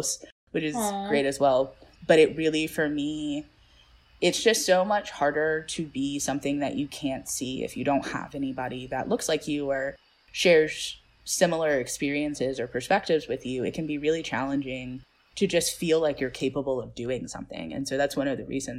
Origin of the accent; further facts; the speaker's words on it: Atlanta, Georgia, United States; also born or lived in Grayson, Georgia; I'm from Georgia and I grew up, you know, in Grayson, but also in Atlanta